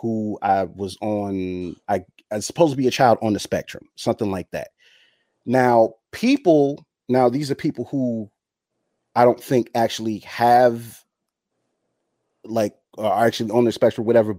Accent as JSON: {"language": "English", "country": "United States", "tie": "born or raised there", "said": "I'm American. I was born here"}